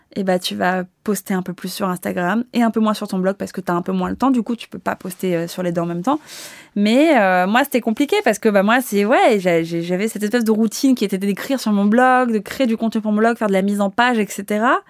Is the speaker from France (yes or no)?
yes; Paris, Île-de-France, France; Moi, je suis née à Paris, je suis née dans Paris. Euh, je suis pas euh, cette nana qui vient de province